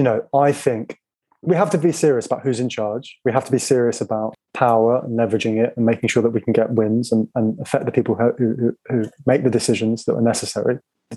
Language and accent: English; Finland; English is a second language; now in United Kingdom; And why should I be cold in Britain? I come from Finland.